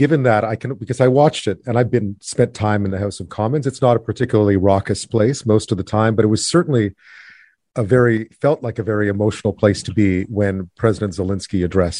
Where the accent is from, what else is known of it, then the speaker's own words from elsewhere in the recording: Canada; I grew up sort of as an Irish, quote, Irish Canadian.